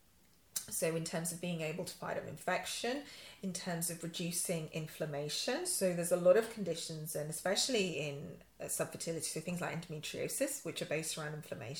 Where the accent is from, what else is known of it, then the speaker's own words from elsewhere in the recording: Yorkshire and the Humber, United Kingdom; now in London, United Kingdom; I'm a Yorkshire girl. I grew up in Yorkshire.